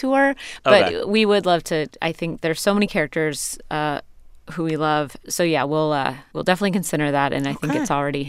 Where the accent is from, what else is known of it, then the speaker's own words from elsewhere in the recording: Pacific Northwest, United States; coming of age as an artist growing up in the Pacific Northwest.